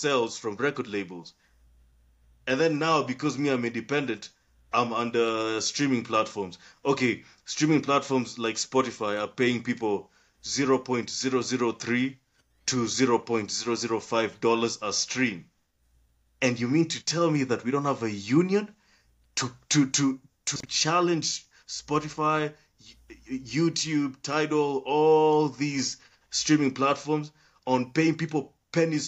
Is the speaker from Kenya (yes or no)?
yes; Kenya; I'm from Kenya. I'm from Kenya.